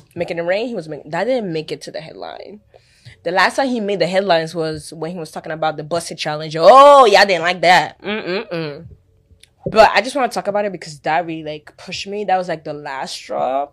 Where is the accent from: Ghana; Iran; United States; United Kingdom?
Ghana; I'm from Africa. Ghana, to be precise.